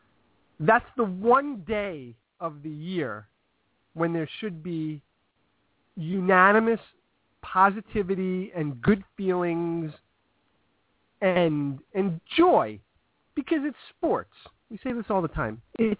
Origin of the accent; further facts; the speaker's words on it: New York, United States; Look, I'm a New Yorker